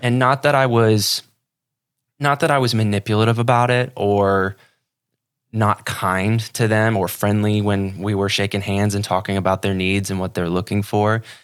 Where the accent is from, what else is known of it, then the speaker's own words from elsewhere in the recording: Ohio, United States; moved away as an adult; now in Sarasota, United States; I'm from Ohio originally